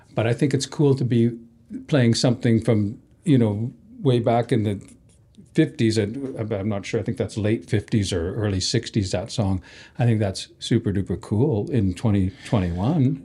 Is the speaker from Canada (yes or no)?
yes; Canada; we're from, you know, we're just Canadian